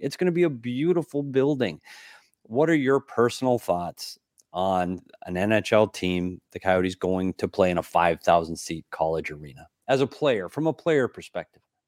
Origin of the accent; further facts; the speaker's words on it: United States; As an American